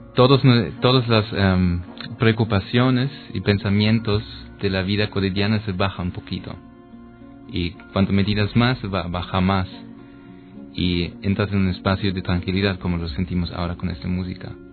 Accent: East Germany, Germany; Spanish is a second language; moved away; also born or lived in Berlin, Germany; yo soy de Alemania y de México

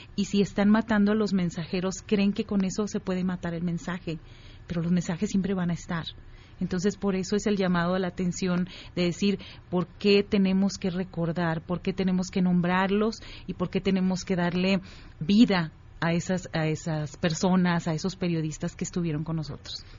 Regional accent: Tamaulipas, Mexico; yo soy de Tamaulipas

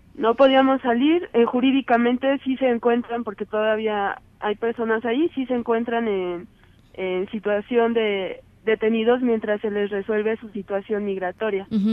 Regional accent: Mexico; realmente soy mexicana

